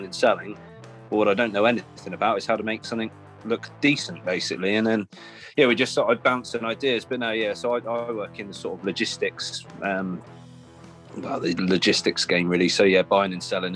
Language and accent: English; Cornwall, South West England, United Kingdom; moved away; growing up in Cornwall, surfing was kind of all around, and since then I moved up here